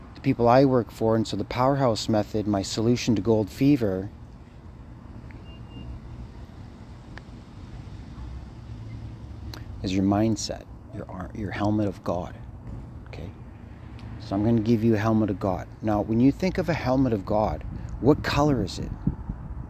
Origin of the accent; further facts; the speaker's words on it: Thunder Bay, Ontario, Canada; I'm Thunder Bay